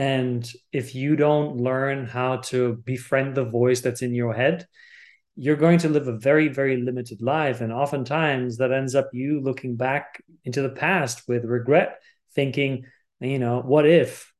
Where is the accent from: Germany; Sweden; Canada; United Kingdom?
Germany; I was born and raised in Germany